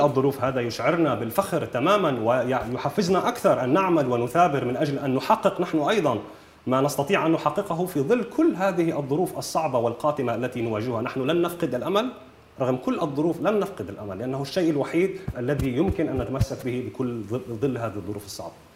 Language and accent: Arabic; Nahr al-Bared camp, North Governorate, Lebanon; أنا ولدت بمخيم نهر البارد